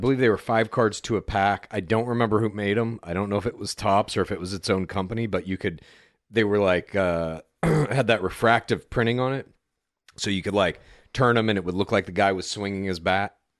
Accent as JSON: {"language": "English", "town": "Dallas", "region": "Texas", "country": "United States", "tie": "born or raised there", "also_born_or_lived": "Amarillo", "moved": "yes", "said": "I grew up in the suburbs of Dallas primarily"}